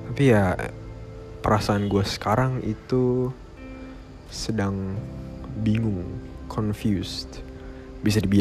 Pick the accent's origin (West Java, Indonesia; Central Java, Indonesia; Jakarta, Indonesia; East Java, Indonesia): Jakarta, Indonesia; Gue dari Jakarta. Dan gue sekarang umurnya 17 tahun.